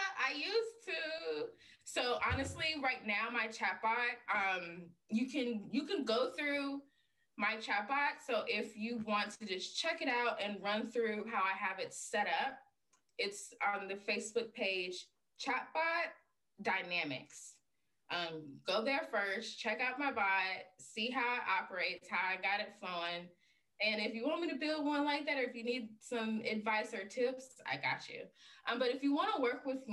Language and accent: English; the South, United States; We're from the South